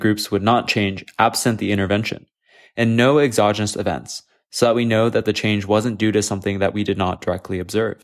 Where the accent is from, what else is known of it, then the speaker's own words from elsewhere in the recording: Texas, United States; Texas, my home state.